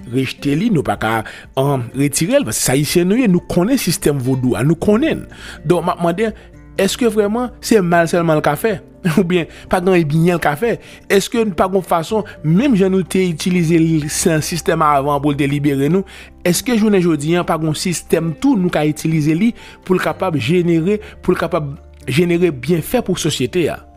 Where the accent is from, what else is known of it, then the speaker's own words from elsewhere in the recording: Haiti; moi-même, en tant qu'haïtien, je m'm pas dire le mal prend parce que nous pas tourner dans l'esclavage encore.